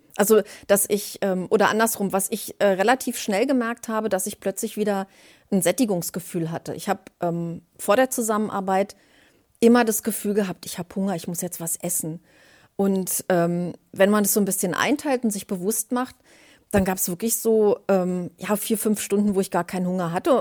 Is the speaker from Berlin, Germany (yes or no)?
yes; Berlin, Germany; ich bin 56 Jahre alt, komme aus Berlin